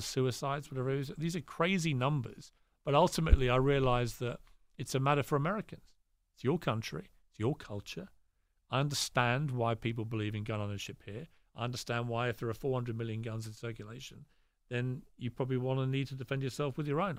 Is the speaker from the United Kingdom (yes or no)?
yes; United Kingdom; I'm very British